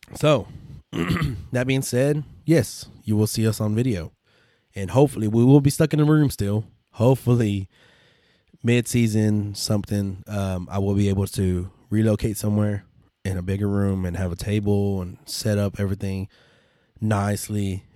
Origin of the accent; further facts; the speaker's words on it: West Texas, United States; we're from Texas, so West Texas